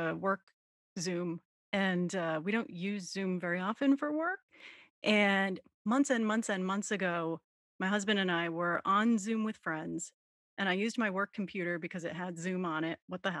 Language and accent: English; Texas, United States; born there; I was born in Texas.